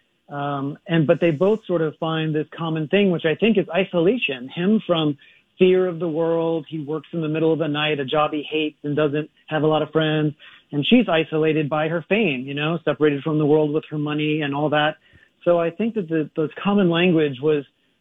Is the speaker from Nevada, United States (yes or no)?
no; New Orleans, Louisiana, United States; moved away; also born or lived in Hollywood; I'm just like some poor kid from Louisiana. I'm originally from New Orleans